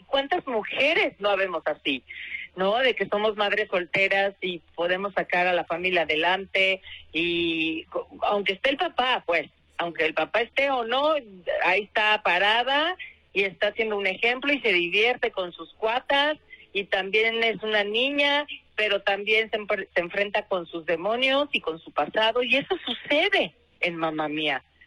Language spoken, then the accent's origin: Spanish; Guadalajara, Jalisco, Mexico; now in Mexico City, Mexico; ir a mi tierra, que casi nunca voy, casi nunca puedo salir de, de la Ciudad de México